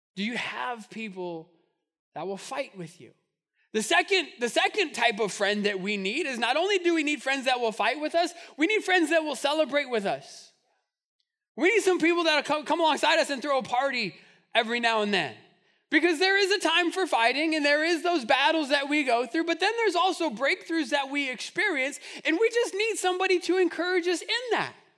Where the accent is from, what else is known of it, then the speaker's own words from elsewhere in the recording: Albuquerque, New Mexico, United States; growing up in Albuquerque